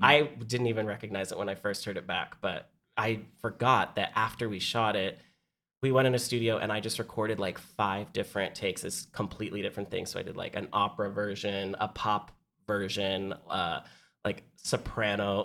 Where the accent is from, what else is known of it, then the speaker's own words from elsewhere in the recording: San Diego, California, United States; now in New York, United States; I'm from San Diego. So everybody that I grew up with had gone